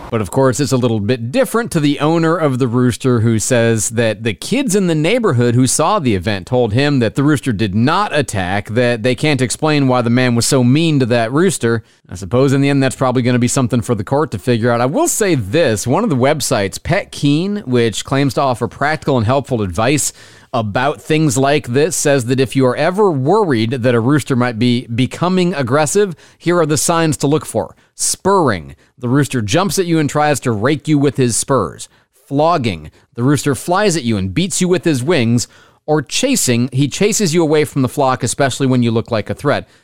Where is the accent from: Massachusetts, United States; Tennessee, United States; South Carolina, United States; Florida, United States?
Florida, United States; Florida, my home state